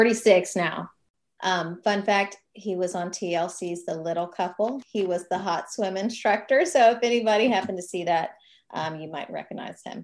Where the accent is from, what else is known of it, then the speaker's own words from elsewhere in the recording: Baton Rouge, Louisiana, United States; moved away as an adult; now in Texas, United States; when people ask me where I'm from, I will say I grew up in Baton Rouge, but I've lived in Texas since college